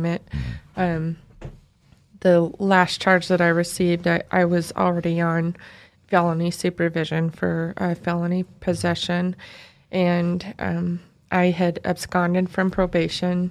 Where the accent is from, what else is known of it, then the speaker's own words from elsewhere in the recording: Idaho Falls, Idaho, United States; moved away; also born or lived in Southern California; I was born in Idaho Falls, Idaho. I have lived in Southern California, though